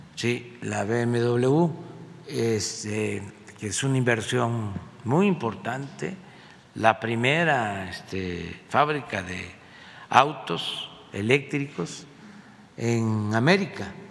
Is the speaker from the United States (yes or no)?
no; Paraíso, Tabasco, Mexico; moved away; allá en mi tierra, en Paraíso